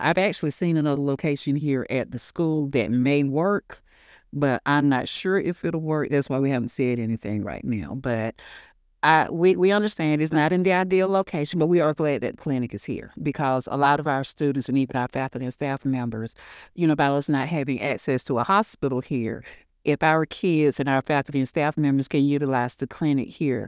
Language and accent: English; United States; I always let people know I'm from Hancock County. Because honestly, you know, and like I said, I'm a product of this county. I went to school here, kindergarten through 12th grade